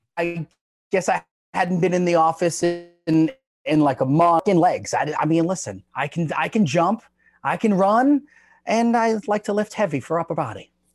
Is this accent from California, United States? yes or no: no; Long Island, New York, United States; I grew up in New York